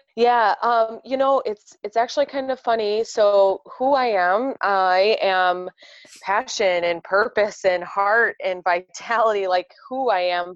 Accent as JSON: {"language": "English", "area": "right outside of Chicago", "region": "Indiana", "country": "United States", "tie": "born or raised there", "moved": "yes", "said": "born and raised Indiana, uh, right outside of Chicago"}